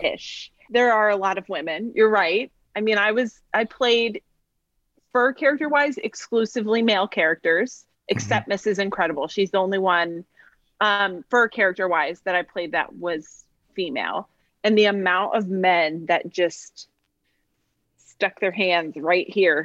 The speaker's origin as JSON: {"language": "English", "area": "Monmouth County", "region": "New Jersey", "country": "United States", "moved": "yes", "lives_now": "Orlando, United States"}